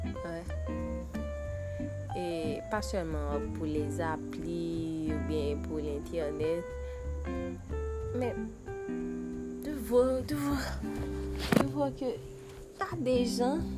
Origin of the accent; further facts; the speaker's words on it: Haiti; Je di goud parce que je vis en Haïti. Je suis Haïtienne.